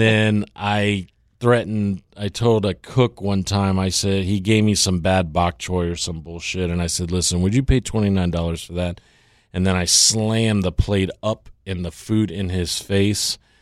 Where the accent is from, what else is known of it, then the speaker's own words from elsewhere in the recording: Tampa, Florida, United States; also born or lived in Louisiana / Thailand; now in Miami, United States; growing up in Tampa